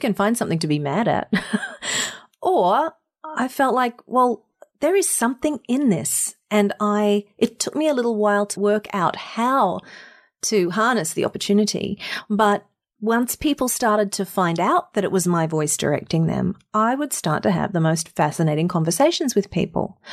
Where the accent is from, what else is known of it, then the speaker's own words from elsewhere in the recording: Mackay, Queensland, Australia; moved away as an adult; also born or lived in Sydney, Australia; now in United States; I grew up in Mackay in North Queensland in a tropical town in the middle of nowhere